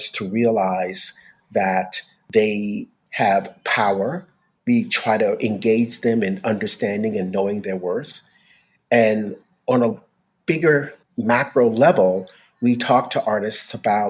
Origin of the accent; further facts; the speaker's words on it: New York City, New York, United States; now in Los Angeles, United States; born and raised in New York City